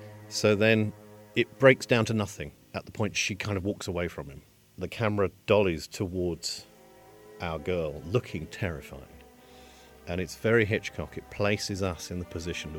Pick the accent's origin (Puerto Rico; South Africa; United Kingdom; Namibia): United Kingdom; I am a British composer and writer and broadcaster